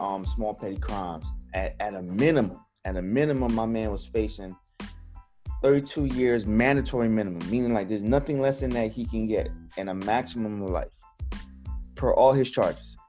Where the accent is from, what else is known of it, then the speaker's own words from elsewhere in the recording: New York City, New York, United States; when I was growing up in Brooklyn, New York